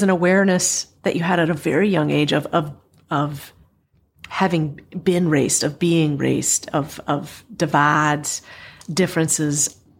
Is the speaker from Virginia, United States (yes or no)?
yes; Roanoke, Virginia, United States; I grew up over in Roanoke, so.